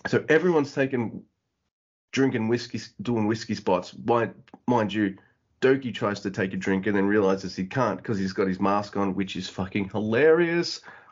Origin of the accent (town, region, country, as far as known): Australia